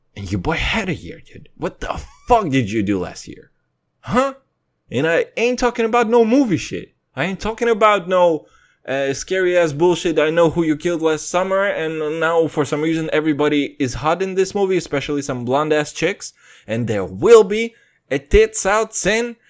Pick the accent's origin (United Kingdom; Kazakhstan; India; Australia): Kazakhstan; moved away; I'm from Kazakhstan.